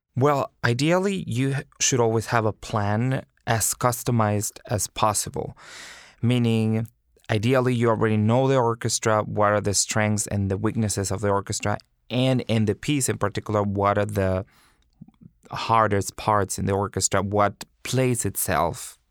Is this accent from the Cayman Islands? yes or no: no; Monterrey, Nuevo León, Mexico; moved away as an adult; also born or lived in Houston / North Carolina; now in New York, United States; I went to the conservatory in Monterrey, Mexico, my hometown